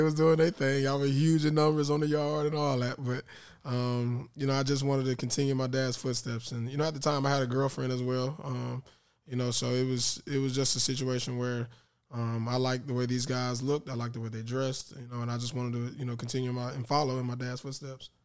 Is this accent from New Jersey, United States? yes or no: no; Tallahassee, Florida, United States; in Tallahassee, my hometown